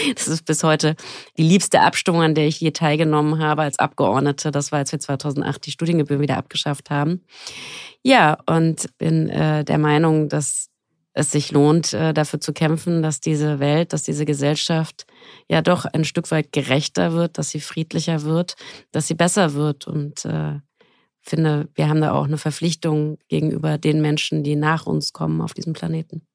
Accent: Frankfurt am Main, Hesse, Germany; Ich komme aus Frankfurt am Main.

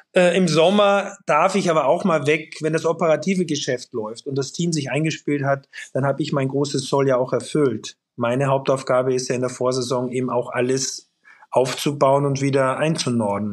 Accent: Austria; now in Hamburg, Germany; in Österreich in meiner Heimat

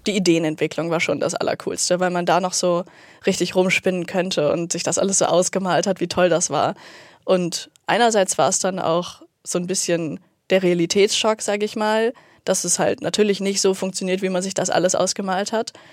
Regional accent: Uelzen, Lower Saxony, Germany; moved away as an adult; now in Hamburg, Germany; bei uns in Uelzen, in der Kleinstadt

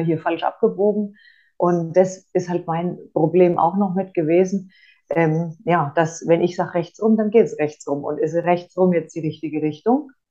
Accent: Franconia, Bavaria, Germany; ich komme aus Franken

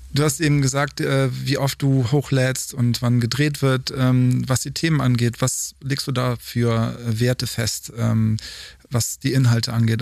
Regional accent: North Rhine-Westphalia, Germany; dass wir aus derselben Region kommen

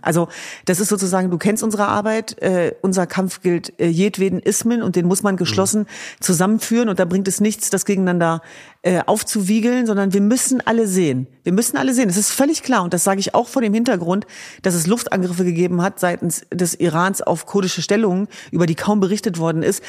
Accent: Hanover, Lower Saxony, Germany; In Hannover Linden, meiner Heimatstadt

